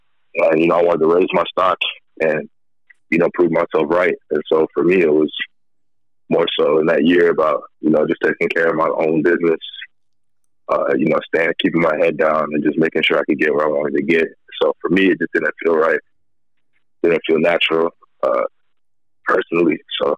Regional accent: Minneapolis, Minnesota, United States; also born or lived in San Diego / Iowa / Virginia; So I was born in San Diego. I was born in Southern California. Spent a lot of my younger life in the Midwest. So grew up in like the Minneapolis area, Minnesota. Also lived in Northwest Iowa.

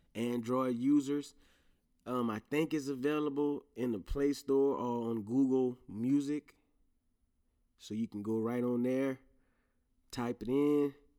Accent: Louisiana, United States; accent: Louisiana; my Louisiana accent might come out heavy

